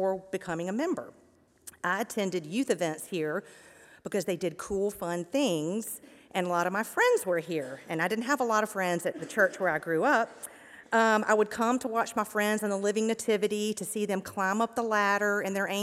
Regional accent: Mountain Brook, Alabama, United States; I was born and raised here in Mountain Brook

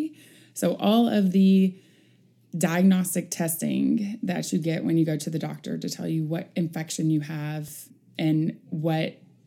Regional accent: Northeast Texas, United States; moved away; We grew up in Northeast Texas. In a rural part of the state

